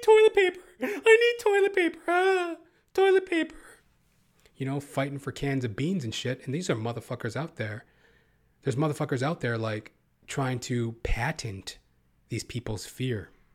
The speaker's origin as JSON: {"language": "English", "country": "Canada", "said": "Canada where I live. You know, the Canadian, the Can, the Canuck motherfuckers, all of us"}